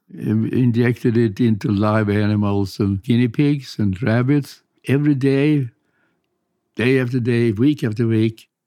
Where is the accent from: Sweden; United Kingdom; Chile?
Sweden; English is a second language; moved away as an adult; now in United States; I came over from Sweden as a graduate student